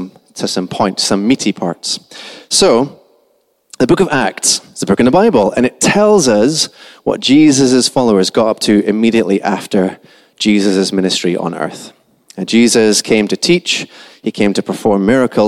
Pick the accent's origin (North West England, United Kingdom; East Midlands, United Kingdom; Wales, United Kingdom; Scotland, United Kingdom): Scotland, United Kingdom; accent: Scottish, very soft; I'm Scottish. Okay, that's what my accent is. It's very soft